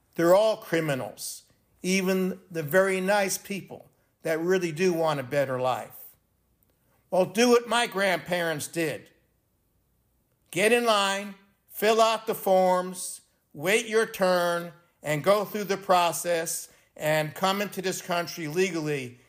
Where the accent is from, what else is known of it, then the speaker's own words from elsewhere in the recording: New York City, New York, United States; moved away; I'm from Brooklyn, New York originally